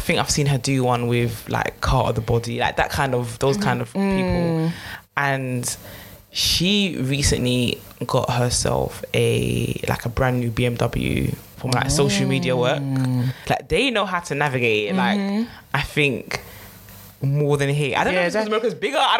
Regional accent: Ghana; It's mad that we're all Ghanaian as well.

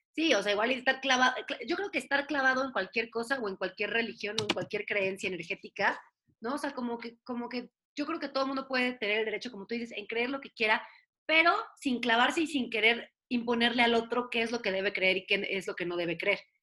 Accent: Puebla, Mexico; also born or lived in Mexico City; Yo nací en la Ciudad de México, pero solamente vine a nacer acá y después me regresaron a mi casa en Puebla. Entonces, pues sí soy poblana

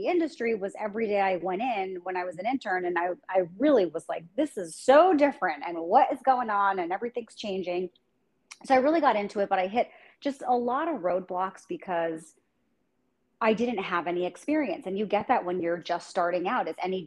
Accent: New Jersey, United States; moved away as an adult; now in San Diego, United States; I was born and raised in New Jersey, so I'm a Jersey girl.

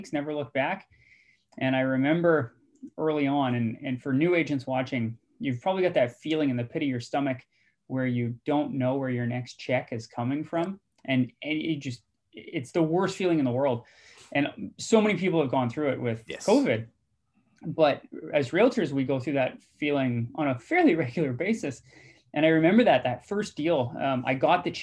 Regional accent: British Columbia, Canada; also born or lived in Guelph, Ontario / Nova Scotia; who we are as British Columbians.

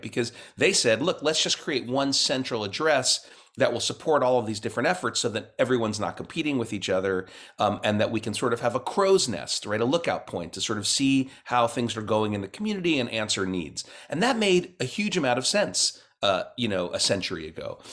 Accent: Cincinnati, Ohio, United States; I grew up mostly in Cincinnati, Ohio

